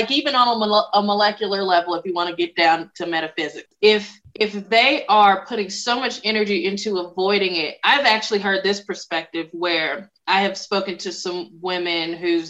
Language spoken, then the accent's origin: English; the South, United States; accent: Southern twang; that's funny that you say that, because I'm from the South and I have worked since I'm now in public speaking. I think you can still hear it from time to time.